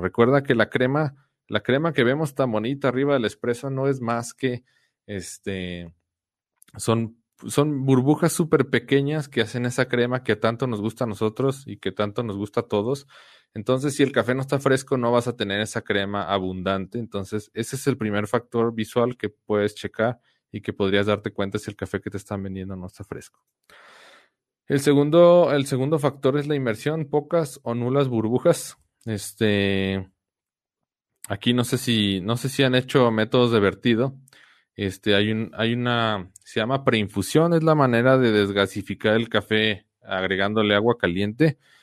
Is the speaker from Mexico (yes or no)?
yes; Guadalajara, Jalisco, Mexico; now in San Luis Potosí, Mexico; Mi esposa y yo somos de Guadalajara